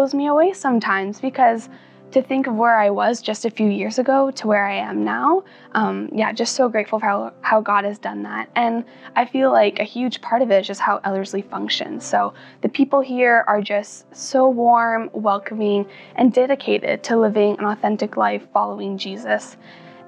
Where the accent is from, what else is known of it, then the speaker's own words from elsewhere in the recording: Langley, British Columbia, Canada; moved away as an adult; now in Edmonton, Canada; I'm from Langley, BC. I grew up with a loving family and attentive parents